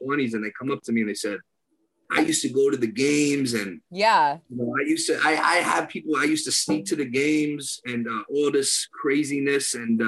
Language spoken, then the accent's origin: English; Danbury, Connecticut, United States; I'm not from Queens. I'm from Danbury